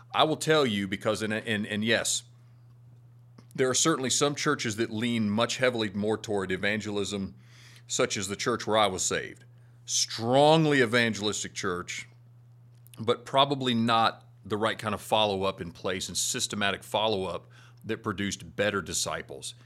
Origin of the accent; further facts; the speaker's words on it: Florida, United States; now in Arkansas, United States; Where I grew up in Florida, it's just hot.